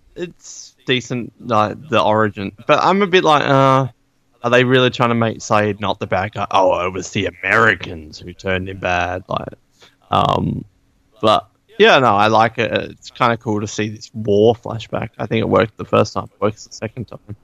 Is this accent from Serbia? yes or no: no; Australia; I'm from Australia.